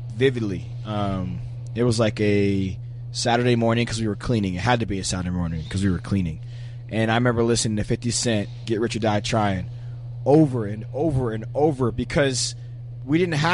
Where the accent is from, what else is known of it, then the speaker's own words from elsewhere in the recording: Pennsylvania, United States; we grew up in Pennsylvania